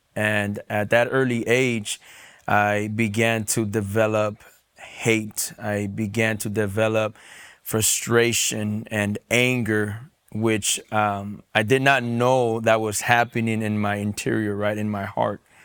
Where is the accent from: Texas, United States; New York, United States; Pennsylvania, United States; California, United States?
California, United States; San Diego; I was born and raised in San Diego, California